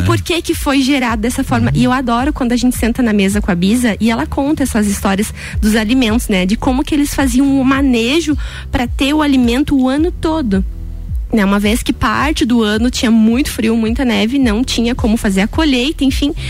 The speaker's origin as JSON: {"language": "Portuguese", "town": "Canoinhas", "region": "Santa Catarina", "country": "Brazil", "moved": "yes", "lives_now": "Lages, Brazil", "said": "eu sou de Canoinhas, que é norte do estado"}